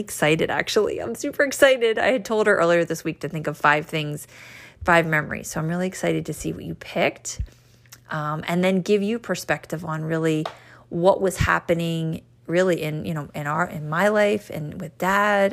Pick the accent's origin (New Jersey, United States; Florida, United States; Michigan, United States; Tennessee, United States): New Jersey, United States; born or raised there